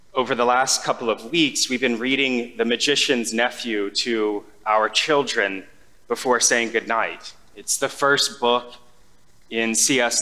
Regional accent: United States; We, as an American society

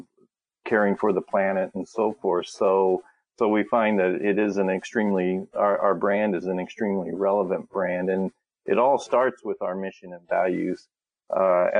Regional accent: Lincoln, Nebraska, United States; I grew up in Nebraska. I was born and raised there, always a Cornhusker. And as I was lived in Lincoln there

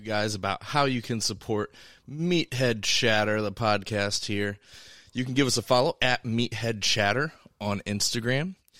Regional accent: Monticello, United States; I went to high school in Monticello

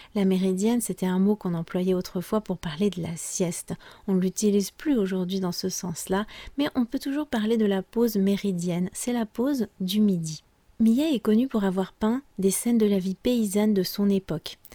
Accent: France; je suis française

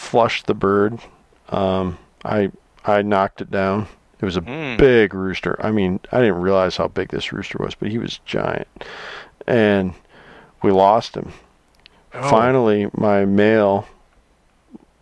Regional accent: Iowa, United States; I love my home state here in Iowa.

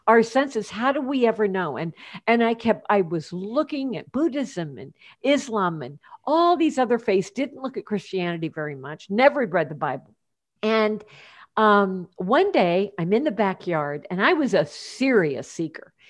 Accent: Champaign, Illinois, United States; moved away as an adult; also born or lived in Portland, Oregon; my hometown is Champaign, Illinois

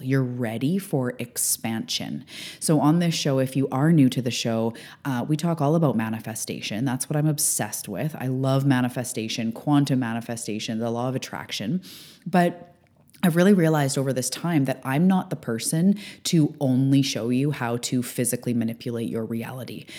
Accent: Canada; also born or lived in Vancouver Island, British Columbia; I am a Canadian living on the West Coast on Vancouver Island in my beautiful beach town

